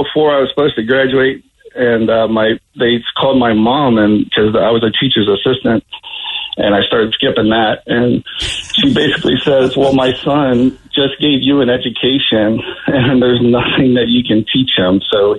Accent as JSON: {"language": "English", "region": "Indiana", "country": "United States", "tie": "born or raised there", "also_born_or_lived": "Port Orchard, Washington", "moved": "as an adult", "lives_now": "Olalla, United States", "said": "I grew up in Indiana. I transferred school as a junior."}